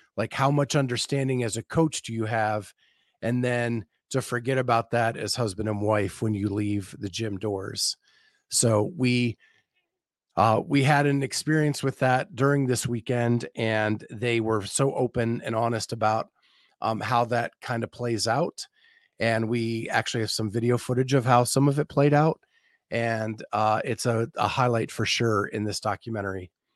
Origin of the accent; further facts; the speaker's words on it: Western Pennsylvania, United States; moved away; I grew up in Western Pennsylvania